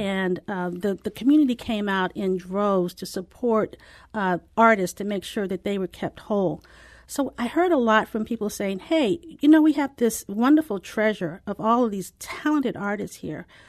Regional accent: St. Louis, Missouri, United States; moved away as an adult; also born or lived in San Diego; I'm from Saint Louis and left right after college

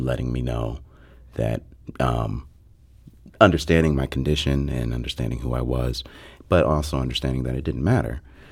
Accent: Chicago, Illinois, United States; moved away as an adult; also born or lived in Atlanta, United States; now in St. Louis, United States; I'm originally from Chicago

